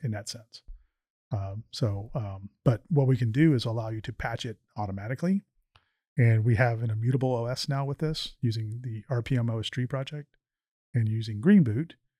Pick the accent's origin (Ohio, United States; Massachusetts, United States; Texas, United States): Texas, United States; Houston; I went to high school right down the road here at Springwoods